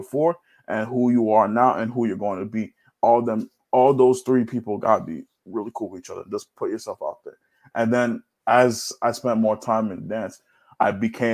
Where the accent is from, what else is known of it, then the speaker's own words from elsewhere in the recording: Nigeria; now in New York, United States; growing up, especially as a Nigerian